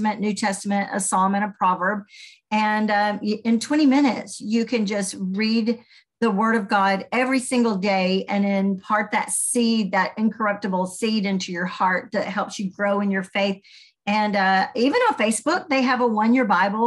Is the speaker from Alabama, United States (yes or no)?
yes; Birmingham, Alabama, United States; accent: Southern; you can tell I might have a Southern accent. I'm from Alabama, was raised in Birmingham